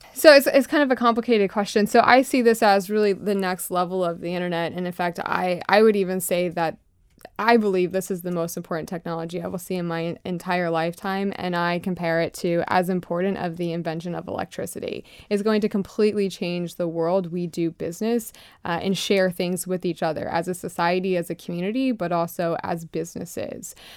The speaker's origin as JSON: {"language": "English", "town": "Lakeland", "region": "Florida", "country": "United States", "tie": "born or raised there", "said": "So I'm from Florida. I grew up in, uh, Lakeland, Florida, a very small, um, rural part of the country"}